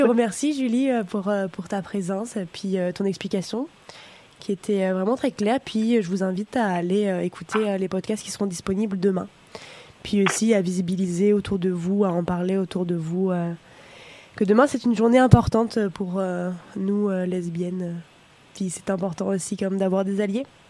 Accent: France; now in Canada; je suis française

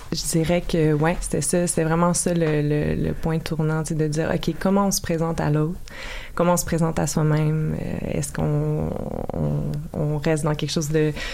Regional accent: Lachute, Quebec, Canada; On vient des Laurentides.

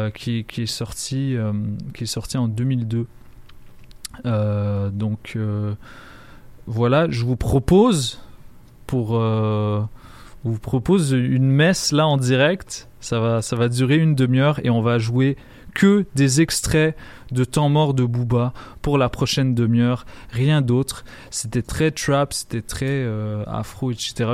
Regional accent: Lebanon; moved away; en tant que Libanais, euh, qui est très, très nostalgique de, mon récent passage au Liban

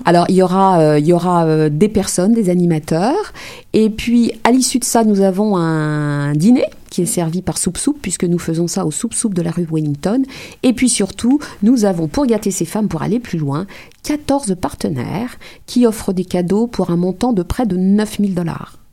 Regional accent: of Martinican origin, Martinique, France; moved away as an adult; now in Montreal, Canada

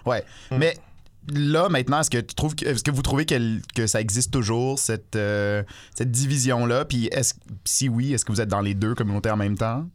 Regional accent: Toronto, Ontario, Canada; now in Montreal, Canada; moi, j'ai grandi à Toronto

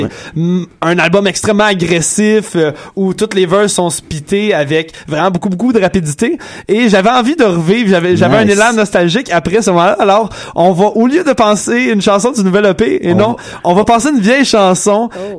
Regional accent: Quebec, Canada; moved away; on vient tous de Grimby

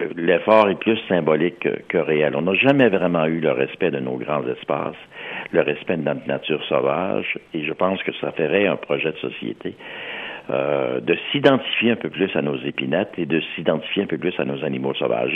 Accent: Montreal, Quebec, Canada; je suis de l'Est de Montréal

